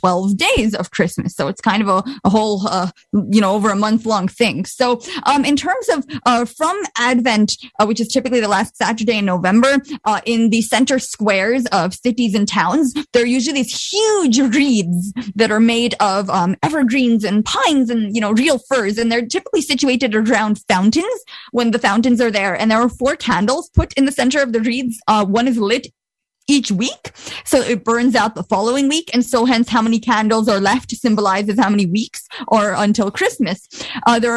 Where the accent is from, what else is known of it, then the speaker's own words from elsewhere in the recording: Bosnia & Herzegovina; moved away; I'm from Bosnia, but ethnically I'm Croat.